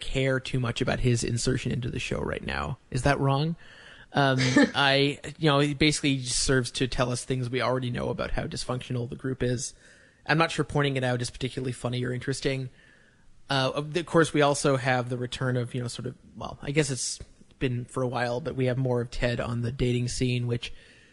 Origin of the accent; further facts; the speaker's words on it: Canada; as a Canadian